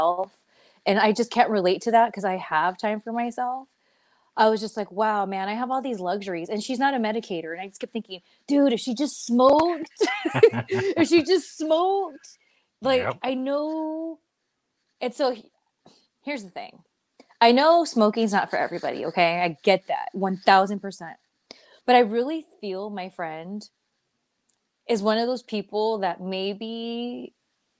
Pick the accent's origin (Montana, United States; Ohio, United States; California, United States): California, United States; Southern; I'm from SoCal